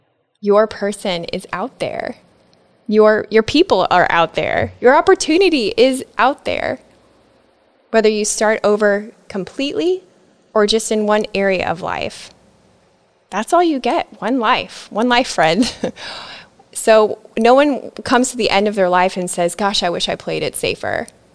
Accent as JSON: {"language": "English", "region": "Nebraska", "country": "United States", "lives_now": "Florida, United States", "said": "I pruned friends, relationships, and even my home state. I moved from Nebraska to Florida."}